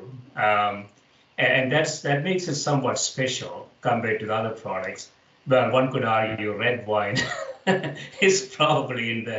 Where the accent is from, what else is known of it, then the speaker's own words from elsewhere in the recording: India; moved away as an adult; now in United States; And I grew up in India